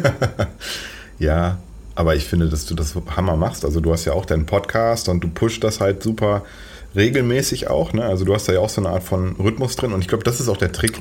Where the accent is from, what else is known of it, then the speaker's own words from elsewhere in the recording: Paderborn, North Rhine-Westphalia, Germany; weil derzeit wohne ich in Paderborn. Das ist eine Stadt, die wahrscheinlich die wenigsten von den Hörerinnen und Hörern hier kennen. Es ist äh, sehr provinziell, ziemlich langweilig. Aber ich liebe sie trotzdem, weil es meine Heimat ist